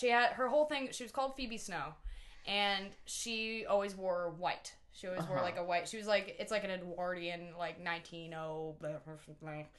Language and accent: English; Scranton, Pennsylvania, United States; moved away; Scranton. I'm from Scranton.